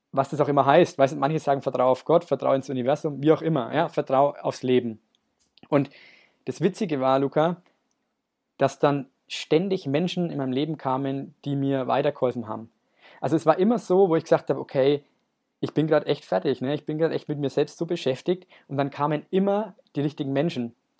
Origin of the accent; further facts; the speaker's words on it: Nuremberg, Bavaria, Germany; wir kommen äh, lustigerweise beide aus Nürnberg